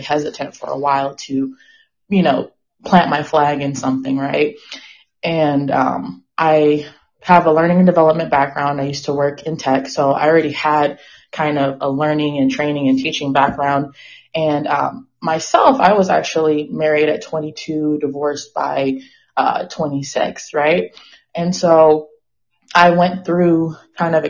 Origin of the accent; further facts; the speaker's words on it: Inglewood, California, United States; also born or lived in San Francisco Bay Area, California; now in Austin, United States; I'm calling today from Austin, Texas, but I am originally from Inglewood, California